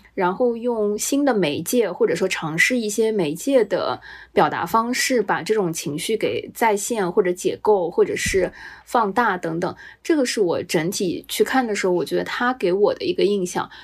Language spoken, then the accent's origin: Chinese; Shanghai, China; 作为一个上海人